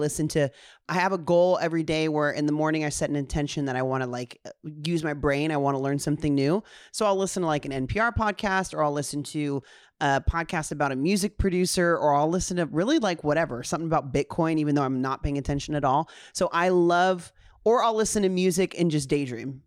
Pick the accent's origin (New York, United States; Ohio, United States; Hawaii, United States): Hawaii, United States; Honolulu; I was born on Honolulu, Hawaii